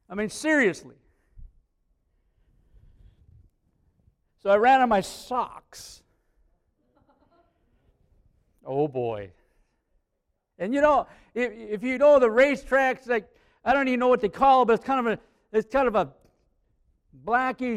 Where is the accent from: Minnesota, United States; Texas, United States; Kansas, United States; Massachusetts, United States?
Minnesota, United States; Aitkin; I was from Aiken